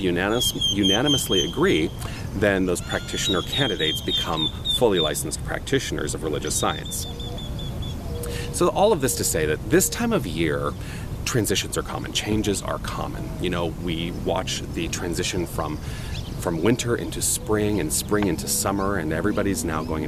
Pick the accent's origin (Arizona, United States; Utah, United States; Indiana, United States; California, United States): Arizona, United States; Tucson; moved away as an adult; also born or lived in New York City / Los Angeles / Toronto; I decided to come back to my hometown after 21 years, landed right here in Tucson, Arizona